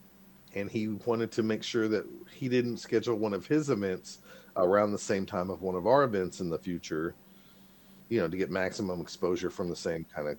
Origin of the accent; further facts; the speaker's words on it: Oklahoma, United States; I'm from Oklahoma, where there was oil barons back in the day